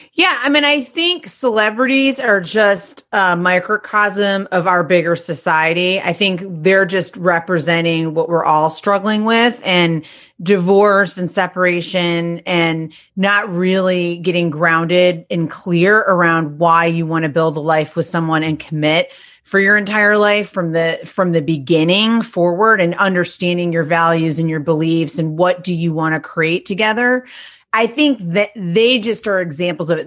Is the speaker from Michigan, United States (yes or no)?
yes; Detroit, Michigan, United States; also born or lived in Seville, Spain; I'm from Detroit, Michigan